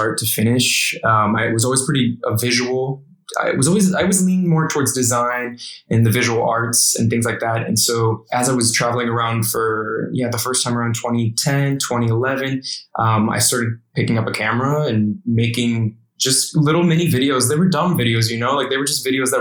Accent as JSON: {"language": "English", "region": "Indiana", "country": "United States", "tie": "born or raised there", "said": "I grew up in Indiana"}